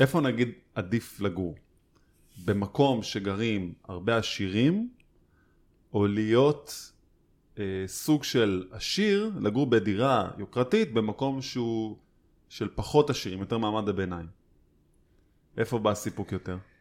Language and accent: Hebrew; Holon, Tel Aviv District, Israel; אני גדלתי בעיר, והתמזל מזלי לגדול אה, סביב אה, קהילה בוכרית גדולה